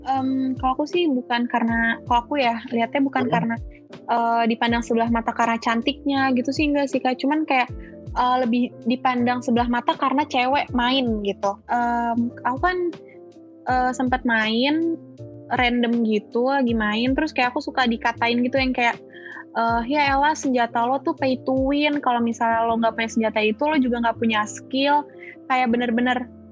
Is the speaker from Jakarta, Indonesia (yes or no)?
yes; Jakarta, Indonesia; moved away as an adult; now in Malang, Indonesia; Aku asli Jakarta, cuman emang keluarga tuh kebanyakan di Surabaya